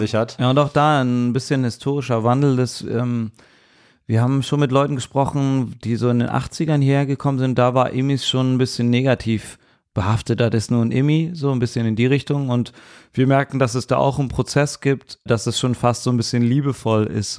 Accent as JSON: {"language": "German", "town": "Cologne", "region": "North Rhine-Westphalia", "country": "Germany", "tie": "born or raised there", "said": "Ich bin so in Köln geboren. und Ich spreche nur Deutsch und Kölsch."}